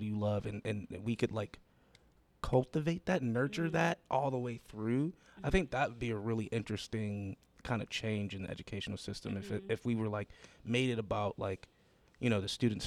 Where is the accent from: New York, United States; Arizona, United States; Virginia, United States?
New York, United States; Buffalo; moved away as an adult; now in Pittsburgh, United States; got to go back to Buffalo. And I ended up staying there in my hometown